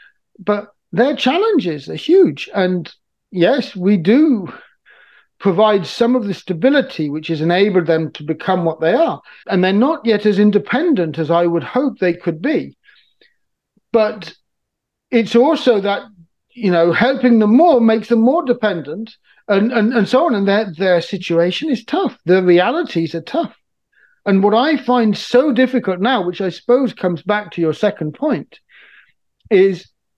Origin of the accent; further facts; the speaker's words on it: Niger; I've been deeply aware of since I was a teenager growing up in Niger.